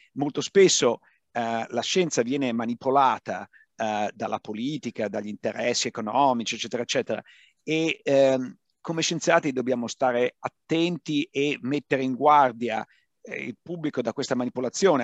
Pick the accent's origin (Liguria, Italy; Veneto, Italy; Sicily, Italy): Veneto, Italy; Padua; moved away; io vengo da Padova